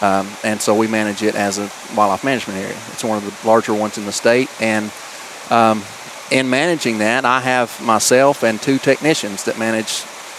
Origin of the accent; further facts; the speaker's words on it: Tellico Plains, Tennessee, United States; So I grew up in Teleco and, of course, grew up hunting and fishing, spending time outdoors in the Cherokee National Forest.